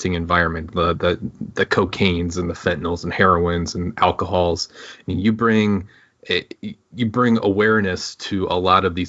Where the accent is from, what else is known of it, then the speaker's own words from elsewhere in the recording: Michigan, United States; I'm originally from Michigan